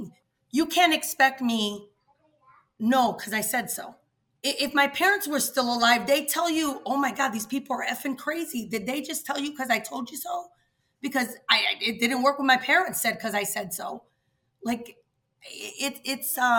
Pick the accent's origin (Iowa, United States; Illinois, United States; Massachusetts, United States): Illinois, United States; Chicago; I grew up in the West Humboldt Park neighborhood of Chicago